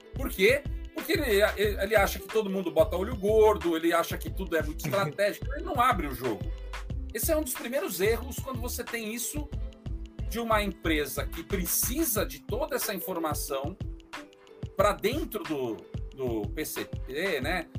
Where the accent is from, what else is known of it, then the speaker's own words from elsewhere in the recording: São Paulo, Brazil; Eu nasci em São Paulo, mas morei no interior de São Paulo até os oito anos